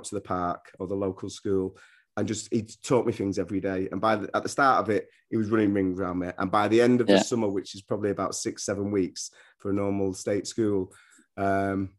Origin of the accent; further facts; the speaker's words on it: Manchester, North West England, United Kingdom; accent: northerner; also born or lived in London; I was brought up in, I was born in London. My mum was from Ireland. My dad was from Jamaica. They split up when I was quite young and we all came to Manchester